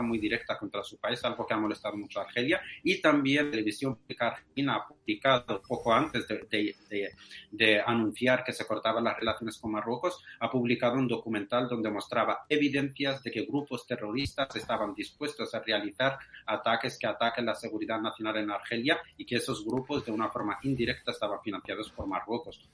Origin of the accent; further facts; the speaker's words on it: Western Sahara; soy saharaui de, origen español